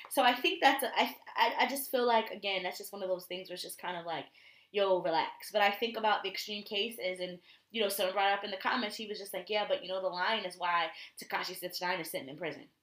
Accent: Connecticut, United States; I'm from Connecticut.

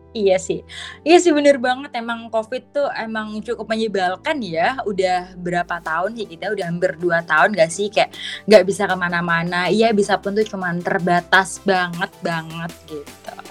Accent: Kediri, East Java, Indonesia; aku asalnya itu dari Kediri Jawa Timur. Mungkin ini kota yang cukup kecil dan belum terlalu dimengerti oleh banyak orang.

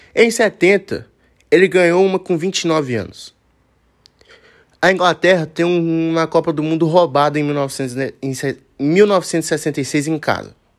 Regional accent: Brazil; nós que somos brasileiros

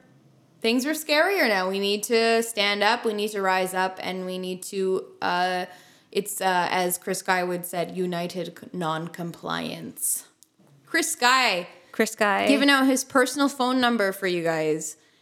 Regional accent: Canada; we come back to Canada, where we live and are citizens

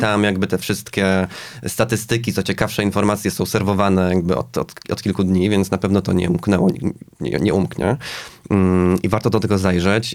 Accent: Zamość, Lublin Voivodeship, Poland; jestem z Zamościa Polska B

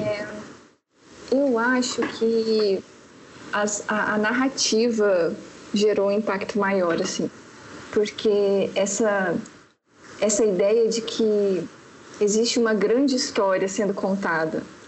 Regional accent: Paraná, Brazil; now in Belo Horizonte, Brazil; mas na verdade eu moro em BH, mas eu sou do Paraná. Estou é, aqui já há 14 anos

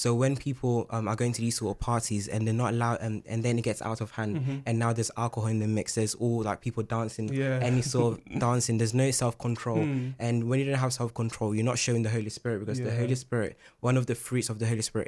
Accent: Ghana; since I'm Ghanaian, I'm gonna be representing Ghana.

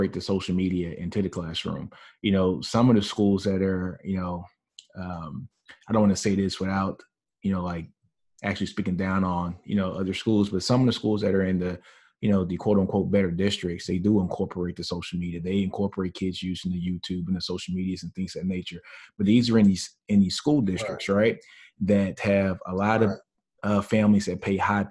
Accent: Shreveport, Louisiana, United States; with me growing up in Shreveport, Louisiana, I grew up in a primarily black neighborhood

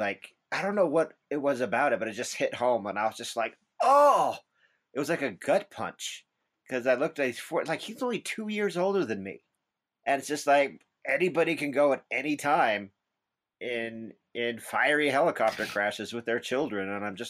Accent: Utah, United States; I'm from Utah

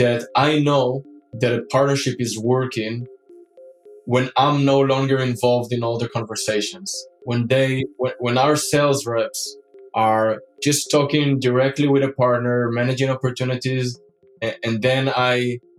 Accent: Israel; now in Europe; So today I'm based in Europe. But I grew up and I was born in Israel

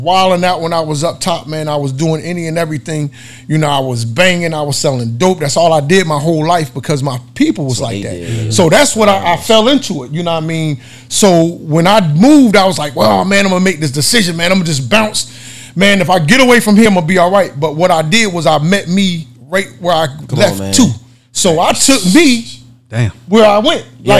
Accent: New Brunswick, New Jersey, United States; moved away as an adult; also born or lived in Augusta, Georgia; I was born and raised in New Brunswick, New Jersey

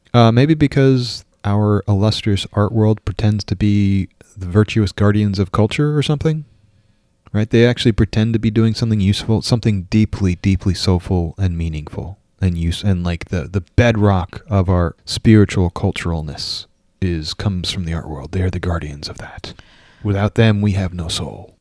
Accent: New York, United States; moved away; also born or lived in Minnesota; I grew up in New York

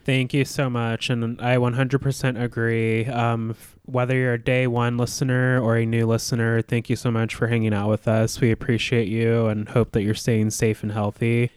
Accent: Alaska, United States; moved away; I'm from Alaska, too

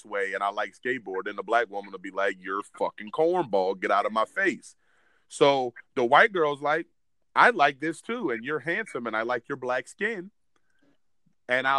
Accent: Williamsburg, Virginia, United States; we grew up in Williamsburg, Virginia

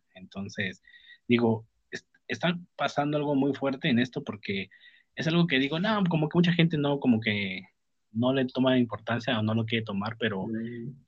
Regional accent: Mexico; also born or lived in Mexico City; en mi país

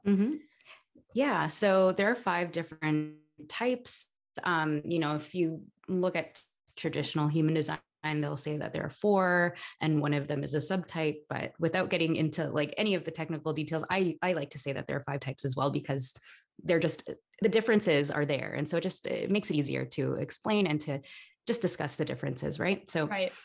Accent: Toronto, Ontario, Canada; now in Barcelona, Spain; I'm originally from Toronto, Canada, um, but I'm currently living in Barcelona

